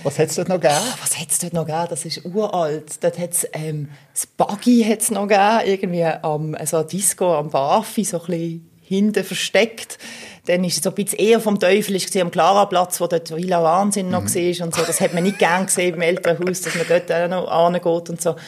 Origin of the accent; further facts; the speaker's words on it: Basel, Basel-Stadt, Switzerland; weil ich bin eigentlich im Kleinbasel aufgewachsen bin